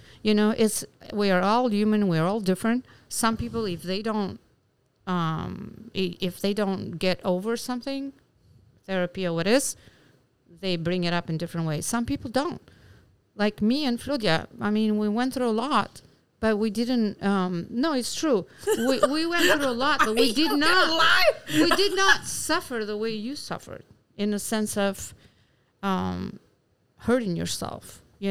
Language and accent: English; Albania; English is a second language; moved away as an adult; also born or lived in Bergamo, Italy; now in Alpine, United States; I am from Albania. Okay. And up to 25 years old, stayed there, and then we moved to Italy until I was 34, and then came to America.